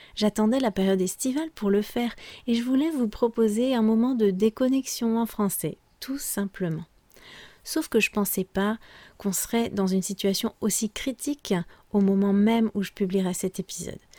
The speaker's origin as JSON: {"language": "French", "country": "France", "said": "je suis française"}